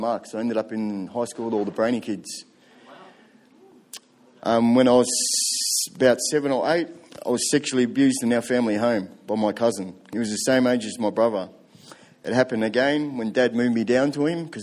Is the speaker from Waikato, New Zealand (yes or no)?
yes; Tokoroa, Waikato, New Zealand; I was born in New Zealand, Central North Island, in a town called Tokoroa.